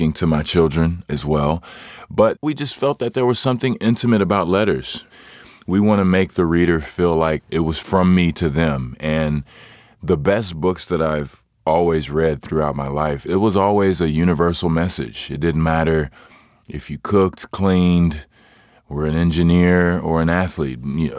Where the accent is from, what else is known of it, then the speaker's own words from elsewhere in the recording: Hutchins, Texas, United States; I am originally from Hutchins, Texas